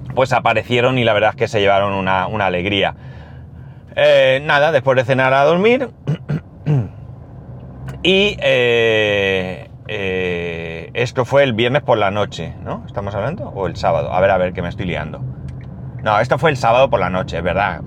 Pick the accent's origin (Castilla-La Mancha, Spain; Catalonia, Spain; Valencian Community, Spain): Valencian Community, Spain; Alicante; nosotros venimos de Alicante